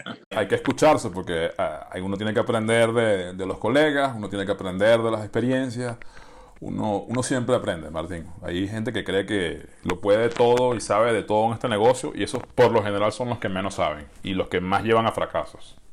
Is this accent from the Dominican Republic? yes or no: no; Venezuela; en mi país